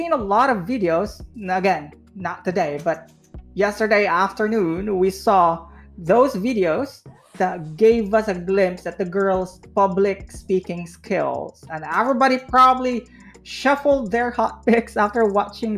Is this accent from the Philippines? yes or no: yes; Philippines; as a Filipino and a pageant fan myself